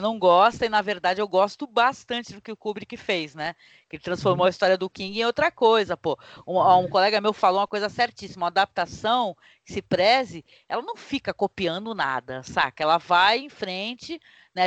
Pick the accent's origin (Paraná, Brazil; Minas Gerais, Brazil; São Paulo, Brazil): São Paulo, Brazil; Santos; eu sou daqui da região de Guarujá, Santos